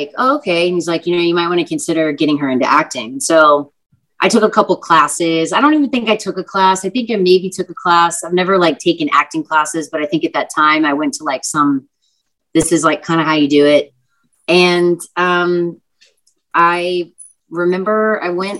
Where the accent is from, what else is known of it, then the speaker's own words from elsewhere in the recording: Texas, United States; I'm from Texas. So, like, I grew up on country music